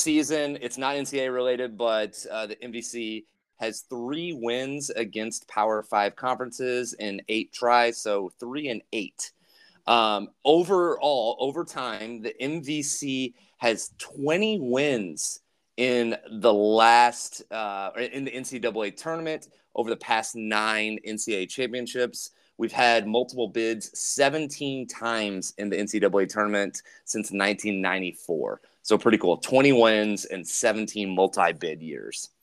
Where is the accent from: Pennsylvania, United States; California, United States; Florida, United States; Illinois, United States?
Illinois, United States; Southern; I'm from Southern Illinois